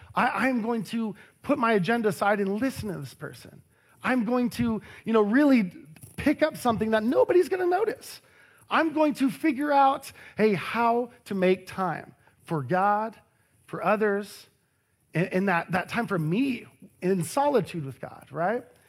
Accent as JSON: {"language": "English", "town": "Harlingen", "region": "Texas", "country": "United States", "tie": "born or raised there", "also_born_or_lived": "Austin, Texas", "moved": "as an adult", "said": "Over two thousand miles is where my hometown is, Harlingen, Texas"}